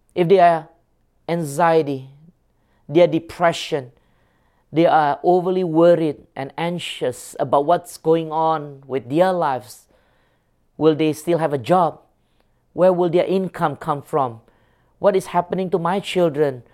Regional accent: Singapore; moved away; I grew up in Singapore

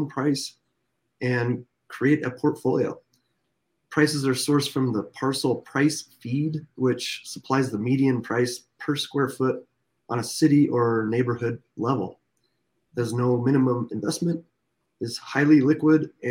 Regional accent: Alaska, United States; I'm from Alaska

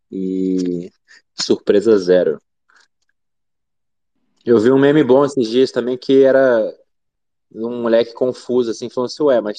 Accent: Brazil; a gente é brasileiro

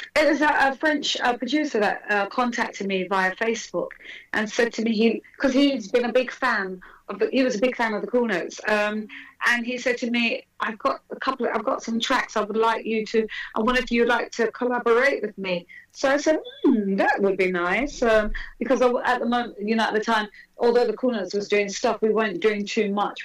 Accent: United Kingdom; I'm, I'm British.

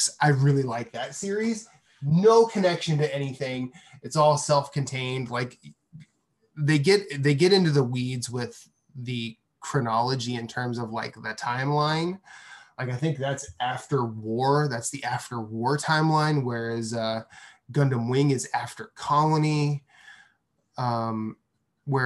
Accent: United States; I grew up here

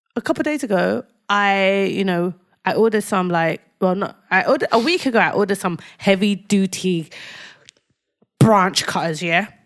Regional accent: London, United Kingdom; I lived in a council flat

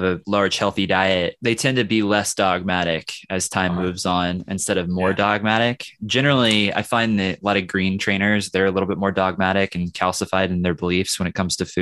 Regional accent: Midwest, United States; I'm from the Midwest

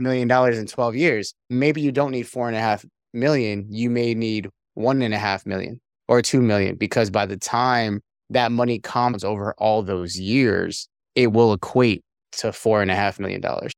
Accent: California, United States; moved away as an adult; also born or lived in Korea / Arkansas / Pennsylvania; I'm originally from California, United States

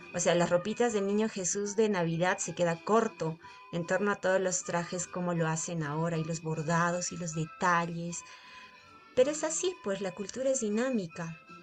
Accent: Accha, Cusco, Peru; born or raised there

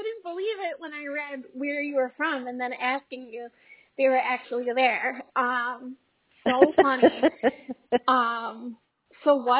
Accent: Scranton, Pennsylvania, United States; I'm from Scranton, Pennsylvania, in the United States.

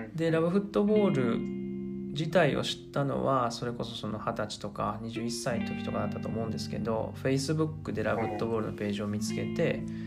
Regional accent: Tokyo, Japan; moved away as an adult; now in Argentina; 東京都出身の27歳

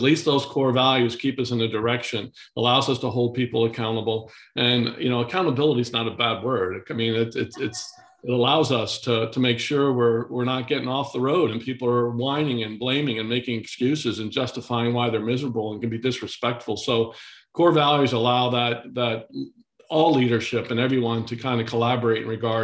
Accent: Kingston, New York, United States; I was down in my hometown yesterday, Kingston, New York

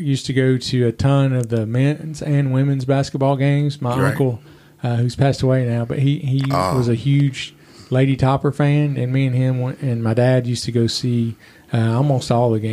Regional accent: Bowling Green, Kentucky, United States; also born or lived in Evansville, Indiana / Tampa, Florida / Henderson, Kentucky; I grew up here in Bowling Green.

